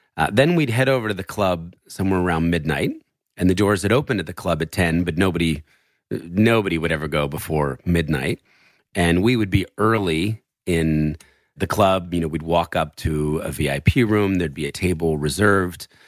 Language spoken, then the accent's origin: English; New Jersey, United States; born or raised there; also born or lived in Philadelphia, Pennsylvania